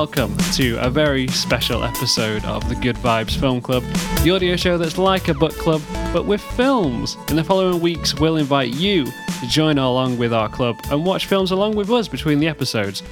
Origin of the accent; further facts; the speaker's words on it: United Kingdom; we're British